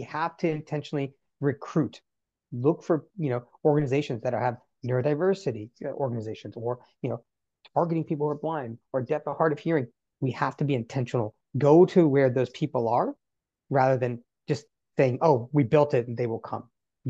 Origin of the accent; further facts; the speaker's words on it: North Carolina, United States; That's what disability was to me as a child growing up in North Carolina.